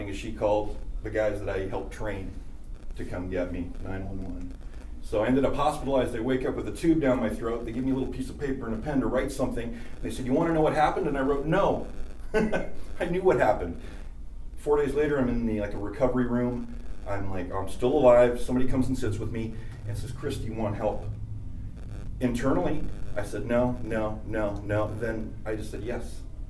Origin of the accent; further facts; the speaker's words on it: Canada; Culturally, it went with everything.